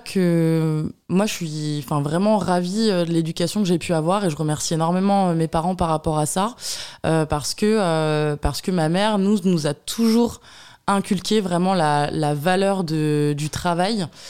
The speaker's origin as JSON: {"language": "French", "area": "Burgundy", "region": "Bourgogne-Franche-Comté", "country": "France", "tie": "born or raised there", "said": "je suis bourguignonne. Voilà, je suis née en Bourgogne, d'une famille euh, modeste"}